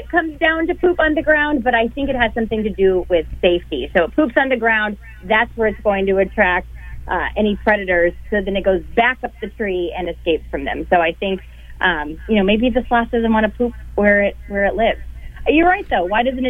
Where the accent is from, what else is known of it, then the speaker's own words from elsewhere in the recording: Tampa, Florida, United States; That's right. I'm from Tampa Bay.